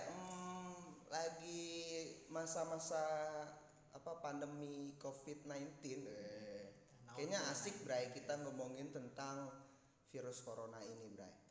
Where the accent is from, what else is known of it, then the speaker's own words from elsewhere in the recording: West Java, Indonesia; now in Yogyakarta, Indonesia; Kita teh sebagai orang Sunda yang hidup di Yogyakarta gitu ya harus tetap memegang teguh